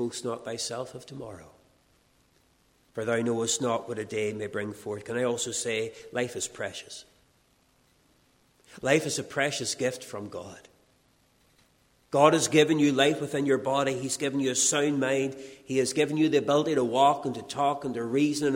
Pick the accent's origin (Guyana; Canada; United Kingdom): United Kingdom; Castledawson, Northern Ireland; I'm driving through my hometown of Castle Dawson